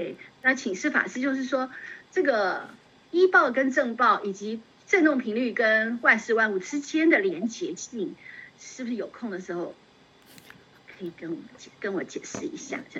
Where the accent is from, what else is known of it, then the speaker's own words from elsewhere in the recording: China; 我当时就觉得，哎呀，我们中国人怎么那么有智慧呢？